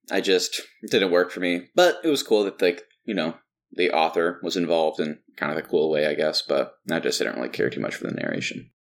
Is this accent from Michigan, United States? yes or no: no; Texas, United States; all of us growing up in Texas